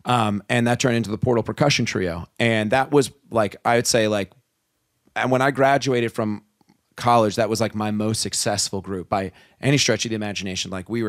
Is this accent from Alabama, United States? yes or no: no; New Jersey, United States; I'm from New Jersey.